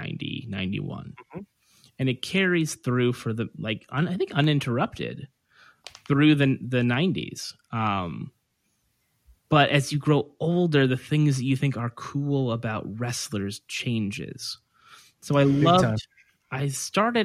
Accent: Merced, California, United States; Merced, California, small town north of Fresno

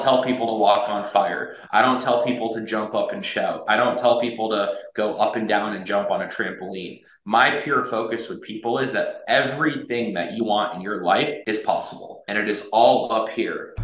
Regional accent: United States; I was raised here in the United States. I moved here when I was six months old

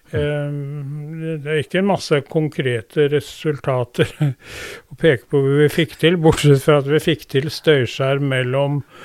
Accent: Drammen, Buskerud, Norway; also born or lived in Skoger, Vestfold; jeg ble født på Drammen sykehus den 12. mai 1946

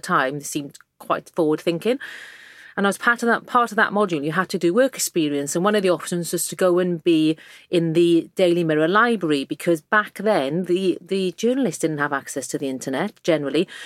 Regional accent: South Wales valleys, United Kingdom; accent: Welsh; moved away; I grew up in the South Wales valleys in a working class mining village

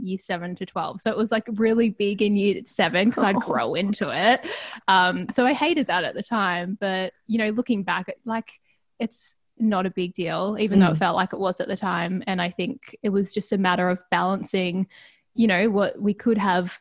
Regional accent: Ballarat, Victoria, Australia; also born or lived in Melbourne; I grew up in Ballarat.

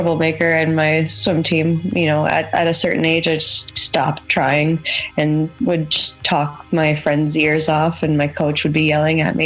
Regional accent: Toronto, Ontario, Canada; moved away as an adult; now in Galway, Ireland; I'm from Toronto, Canada

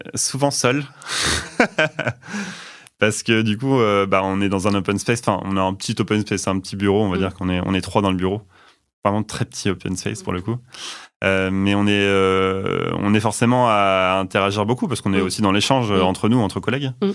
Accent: Rouen, Normandy, France; moved away as an adult; also born or lived in Belgium; now in Nantes, France; Je suis né à Rouen, en Normandie

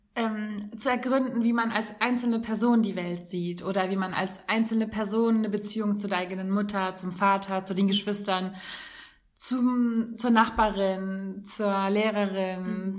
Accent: Hamburg, Germany; moved away as an adult; bei uns in Hamburg

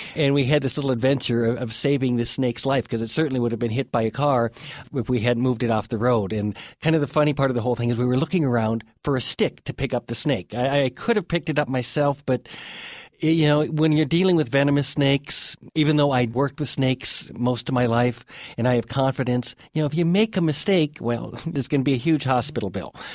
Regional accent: Two Harbors, Minnesota, United States; now in Montana, United States; I grew up on the north shore of Lake Superior in Minnesota, in a little town called Two Harbors

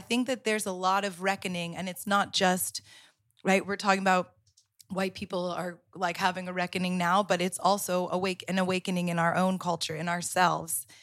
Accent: Florida, United States; moved away as an adult; now in Amsterdam, Netherlands; I grew up in the South. I grew up in Florida

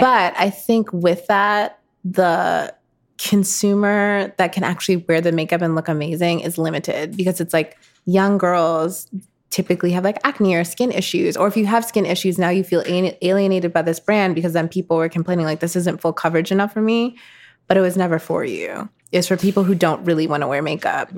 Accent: Minnetonka, Minnesota, United States; moved away; I grew up in Minnetonka, which is a suburb outside of Minneapolis

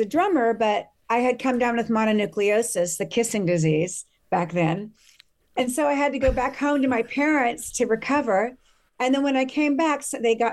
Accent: Los Angeles, California, United States; accent: valley girl; moved away as an adult; also born or lived in Thousand Oaks, California / France / Thailand / India; now in Mexico; I was born and raised in Hollywood, and I grew up in the Valley in Burbank

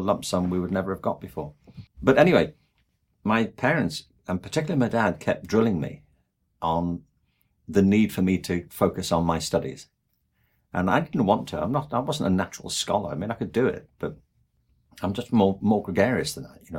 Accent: England, United Kingdom; moved away; I'm from England

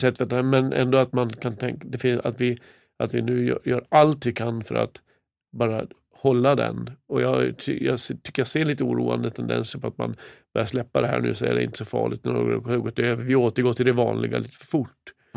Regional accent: Kramfors, Västernorrland County, Sweden; moved away; Där är jag född och uppvuxen. I staden Kramfors.

